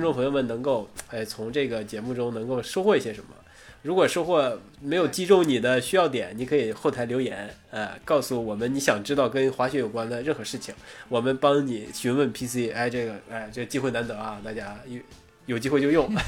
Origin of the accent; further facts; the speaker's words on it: Northeast China, China; 我作为一个东北人